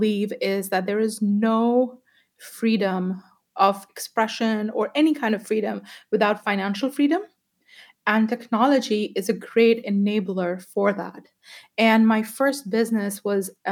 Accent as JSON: {"language": "English", "country": "Pakistan", "tie": "born or raised there", "moved": "yes", "said": "So I grew up in Pakistan, and in Pakistan, I'm the first girl in my family who went to college."}